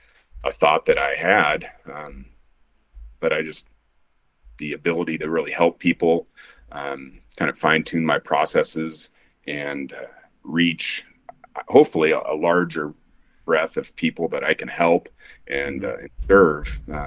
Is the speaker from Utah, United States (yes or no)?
yes; Salt Lake City, Utah, United States; moved away as an adult; also born or lived in Oregon; we decided to move back to Utah, which is where I'm from. You know, I was raised up in Sugar House, went to Highland High School, and been gone for a long time. So we moved back here